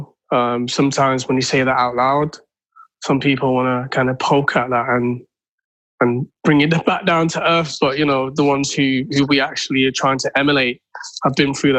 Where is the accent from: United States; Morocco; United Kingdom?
United Kingdom; Manchester, North West England; I was growing up in Moss Side.